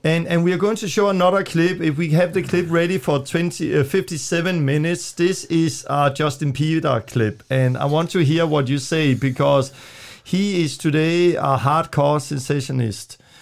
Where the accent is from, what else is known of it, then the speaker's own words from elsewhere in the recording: Denmark; English is a second language; moved away; I'm from Denmark. I'm still learning English